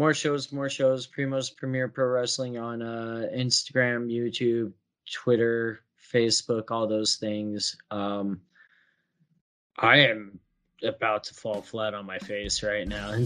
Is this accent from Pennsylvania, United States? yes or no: no; New York, United States; I'm from Long Island.